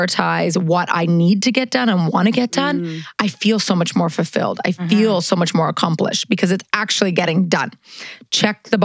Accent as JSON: {"language": "English", "region": "Manitoba", "country": "Canada", "tie": "born or raised there", "also_born_or_lived": "Los Angeles, United States", "moved": "as an adult", "lives_now": "New York City, United States", "said": "I grew up in Manitoba, the middle of nowhere"}